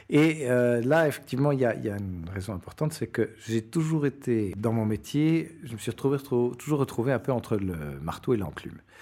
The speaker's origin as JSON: {"language": "French", "country": "Belgium", "also_born_or_lived": "Latin America / Portugal", "moved": "as an adult", "said": "je suis un Belge d'une cinquantaine d'années"}